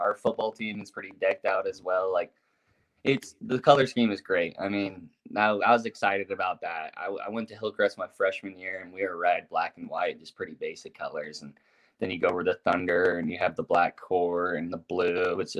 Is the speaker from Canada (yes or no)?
no; Uruguay; also born or lived in Las Vegas, United States / St. George, United States; I was born in Vegas. I moved to St. George, and I lived there for 5 years until I was 7. And then we moved to Uruguay. Just because my dad bought land out there. And so I was out in South America, always playing soccer.